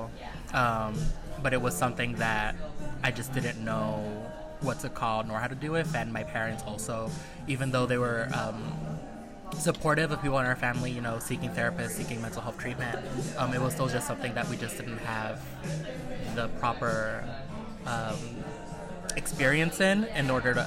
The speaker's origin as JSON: {"language": "English", "town": "New York City", "region": "New York", "country": "United States", "said": "I'm from the Bronx"}